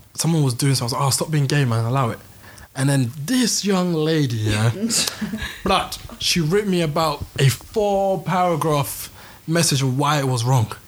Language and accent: English; London, United Kingdom; growing up in London